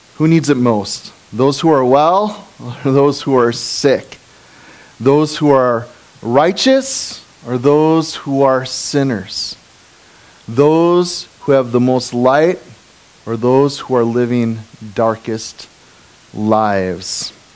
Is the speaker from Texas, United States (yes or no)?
no; Appleton, Wisconsin, United States; now in Kaukauna, United States; I grew up in Appleton.